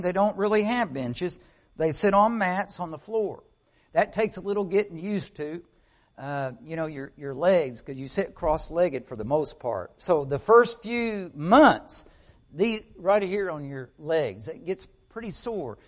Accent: Arkansas, United States; I'm from Arkansas

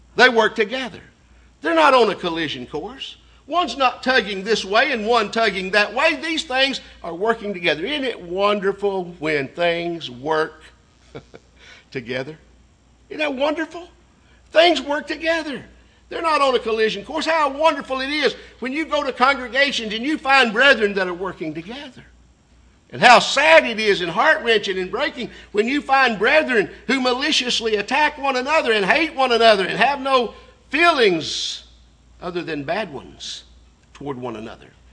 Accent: Signal Mountain, Tennessee, United States; we grew up on Signal Mountain more as brothers than uncle, nephew

